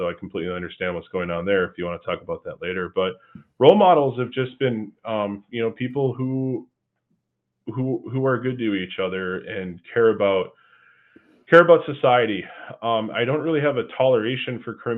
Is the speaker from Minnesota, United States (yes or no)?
yes; Coon Rapids, Minnesota, United States; I grew up in Coon Rapids, Minnesota, attended elementary school, middle school, and high school there